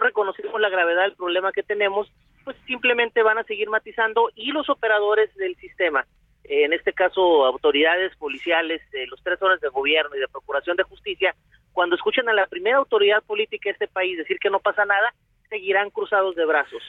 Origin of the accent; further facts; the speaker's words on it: Tijuana, Baja California, Mexico; mi tierra